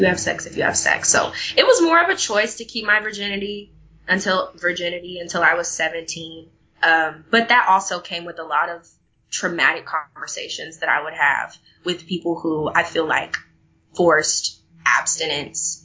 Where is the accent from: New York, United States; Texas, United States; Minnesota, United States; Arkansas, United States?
Texas, United States; moved away; In my hometown, actually, I was the president of student council, and I remember begging, going before the school board and begging them to have a safe sex fact week, because we had the highest rate of, I believe it was chlamydia or syphilis, in the state of Texas